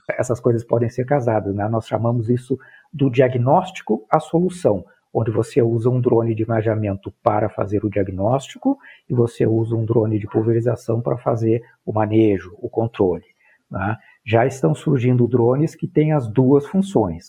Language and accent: Portuguese; Pelotas, Rio Grande do Sul, Brazil; eu sou natural do Rio Grande do Sul, natural de Pelotas